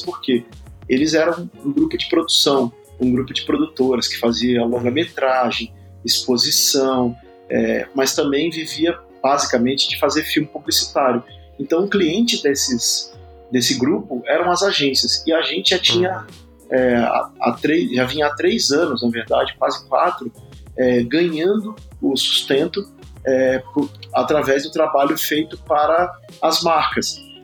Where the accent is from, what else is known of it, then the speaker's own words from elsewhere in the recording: Espírito Santo, Brazil; moved away as an adult; now in São Paulo, Brazil; eu sou capixaba é, de nascimento, moro em São Paulo há. tenho 46 anos, moro em São Paulo há 21 anos